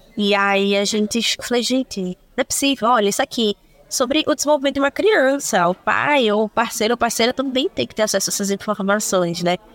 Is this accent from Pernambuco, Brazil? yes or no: yes; Recife, Pernambuco, Brazil; sou de Recife, estou e pretendo permanecer por mais algum tempo